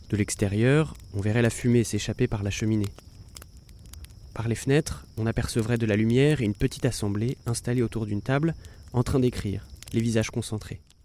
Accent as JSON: {"language": "French", "region": "Normandy", "country": "France", "tie": "born or raised there", "moved": "as an adult", "lives_now": "Paris, France", "said": "J'ai grandi en Normandie, près d'une cathédrale gothique, pas loin de la mer et des falaises de craie."}